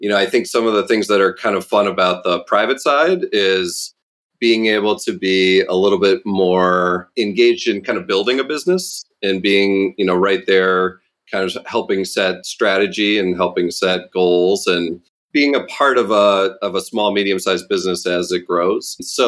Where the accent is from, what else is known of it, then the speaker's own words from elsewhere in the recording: Midwest, United States; growing up in the Midwest